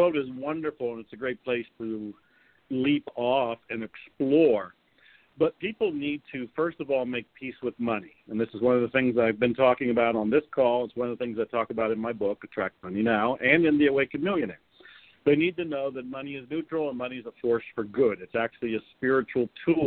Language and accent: English; Ohio, United States; I was raised in Ohio here in America